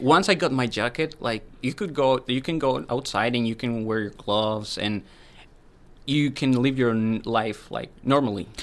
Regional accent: Medellin, Antioquia, Colombia; moved away as an adult; now in Cape Breton, Canada; I'm from a city. It's called Medellin.

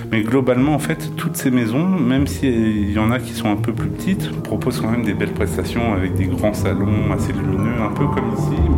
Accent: Nanterre, Île-de-France, France; born there; Moi, je suis né à Nanterre.

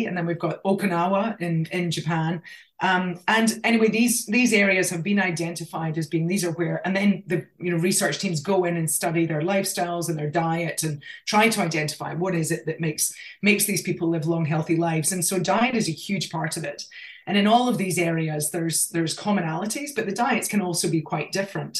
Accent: Scotland, United Kingdom; accent: Scottish; moved away as an adult; now in Australia; I grew up in Scotland, I mean, we lived in the country.

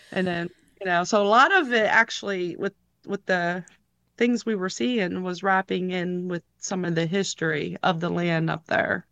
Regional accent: Lewisburg, Pennsylvania, United States; also born or lived in Williamsport, Pennsylvania; I'm from Lewisburg, Pennsylvania

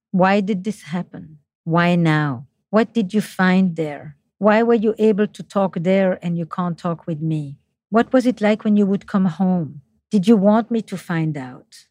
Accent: Flemish part of Belgium, Flanders, Belgium; accent: French; English is a second language; now in United States; I'm from the Flemish part of Belgium, despite my French accent in English.

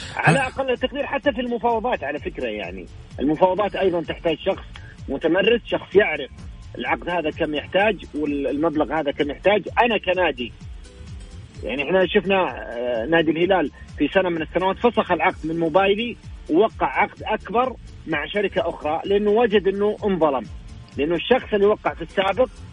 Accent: Saudi Arabia; عندنا في السعودية

